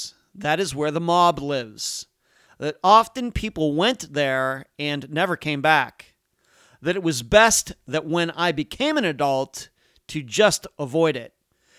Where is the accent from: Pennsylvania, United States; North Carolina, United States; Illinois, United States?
Pennsylvania, United States; Leechburg; this is Unfound. Going back to my earliest memories of growing up in Leechburg, Pennsylvania